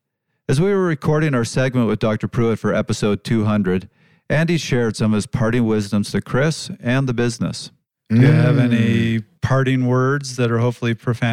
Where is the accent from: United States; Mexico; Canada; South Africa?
Canada; I am dual citizen, yes. But I grew up in Canada.